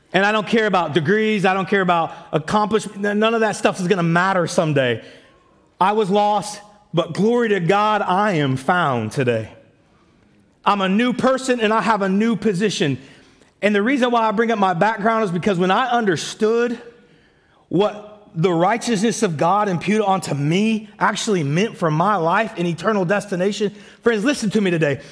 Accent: United States; moved away; also born or lived in Canada; I'm American

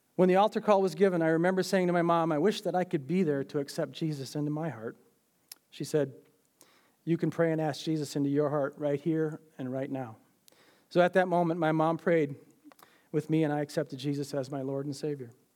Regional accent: Minneapolis, Minnesota, United States; I was born in Minneapolis in August of nineteen fifty-nine.

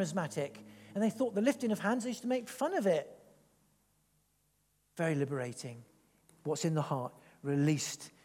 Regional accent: England, United Kingdom; I am half Italian. So I'm sort of expressive a little bit, but then I'm English

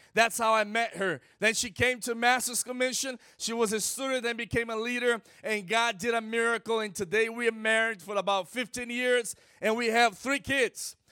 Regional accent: Brazil; first language Portuguese; English is a second language; I'm from Brazil

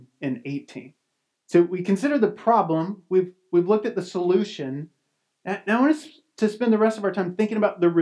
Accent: Somerset, Kentucky, United States; I grew up here in Kentucky, around Somerset area.

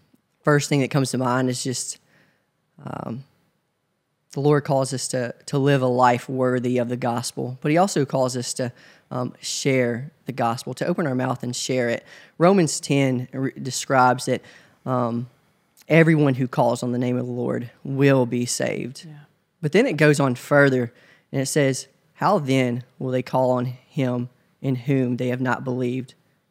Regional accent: Covington, Tennessee, United States; now in Memphis, United States; So I'm originally from Covington, Tennessee. It's about an hour away from Memphis. Grew up there in a small town with my great-grandparents

